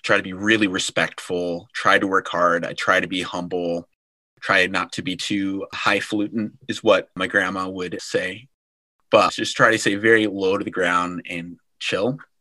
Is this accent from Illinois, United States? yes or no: yes; Illinois, United States; also born or lived in Chicago; I am from Illinois. I was adopted, spent the first nine years of my life in foster care, but I was adopted from Southside Chicago and I was raised by a loving, godly white family on a pig farm in the middle of Illinois near Champaign